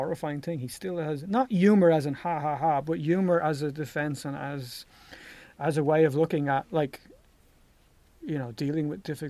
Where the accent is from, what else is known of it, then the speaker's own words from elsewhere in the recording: Ireland; I'm from Ireland